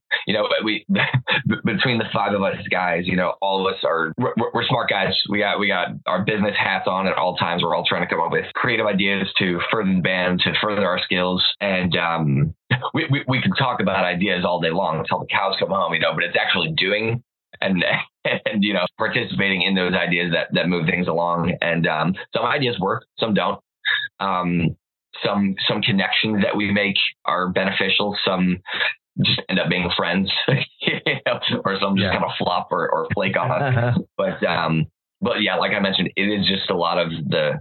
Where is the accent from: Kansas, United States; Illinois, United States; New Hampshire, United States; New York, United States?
Illinois, United States; Chicago; moved away as an adult; now in Los Angeles, United States; I had just moved to Los Angeles from my hometown of Chicago